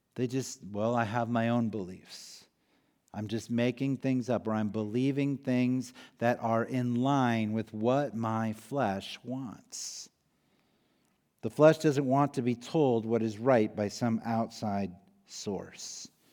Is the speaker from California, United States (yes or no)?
no; Iowa, United States; moved away; I grew up in Iowa